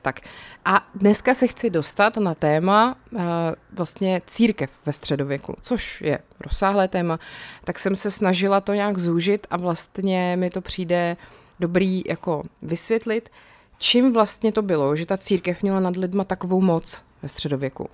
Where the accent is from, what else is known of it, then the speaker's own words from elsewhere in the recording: South Bohemian Region, Czechia; jsem z Jižních Čech